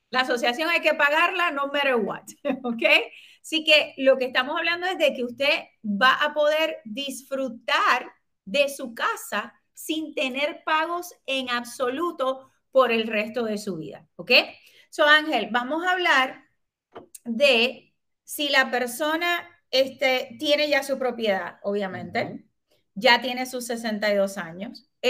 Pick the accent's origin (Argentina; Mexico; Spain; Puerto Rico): Puerto Rico; Somos buenos puertorriqueños